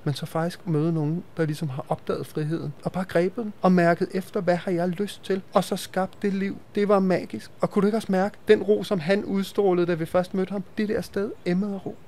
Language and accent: Danish; Denmark; vi jo som danskere